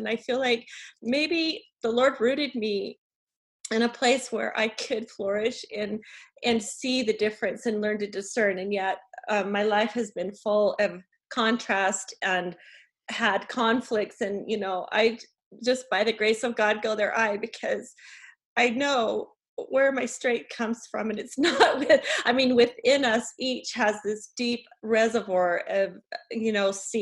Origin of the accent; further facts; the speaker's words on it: Provo, Utah, United States; I grew up in Oak Hills, Provo, Utah, by the Provo Temple